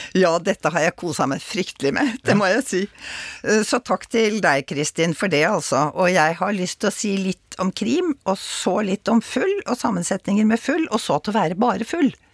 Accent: Oslo, Norway; der jeg kommer fra, altså Oslo

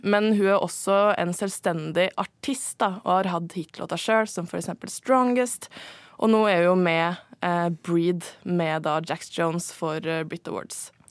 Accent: Norway; jeg er norsk

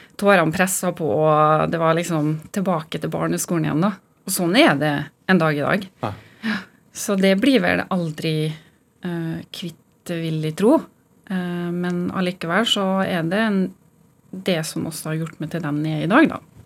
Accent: Molde, Møre og Romsdal, Norway; moved away; Jeg kommer fra Kleive, lita bygd utenfor Molde.

